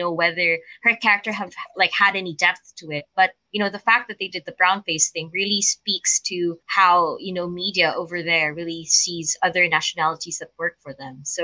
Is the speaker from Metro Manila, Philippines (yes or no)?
yes; outskirts of Manila, Metro Manila, Philippines; I live on the outskirts of Manila, which is where my hometown is.